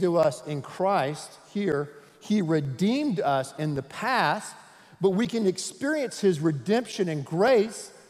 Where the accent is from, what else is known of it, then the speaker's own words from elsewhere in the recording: United States; I'm an American